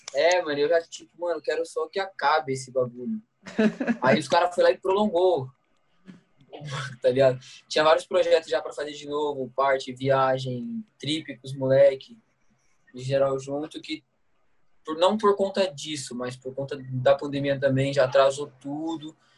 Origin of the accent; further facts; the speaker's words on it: Brazil; eu sou de Guará